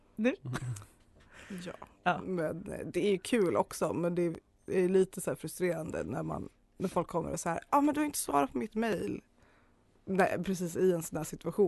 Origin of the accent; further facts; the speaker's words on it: Arjeplog, Norrbotten County, Sweden; moved away as an adult; also born or lived in Kalmar; now in Uppsala, Sweden; jag är ju från Arjeplog. Hörs inte så mycket men det är så ändå.